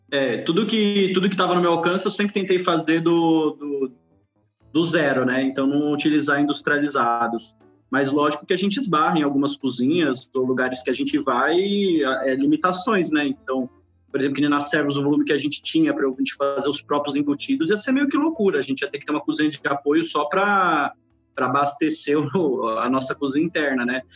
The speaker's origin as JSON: {"language": "Portuguese", "region": "São Paulo", "country": "Brazil", "tie": "born or raised there", "also_born_or_lived": "Bahia", "said": "eu cresci na Bahia, né? Eu fiquei até os nove anos e meio, mais ou menos, na Bahia. Depois a gente foi para São Paulo"}